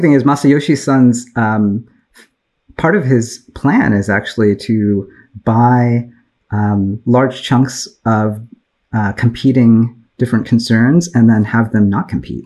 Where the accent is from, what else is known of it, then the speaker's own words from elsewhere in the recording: Bay Area, California, United States; I grew up in the Bay Area in tech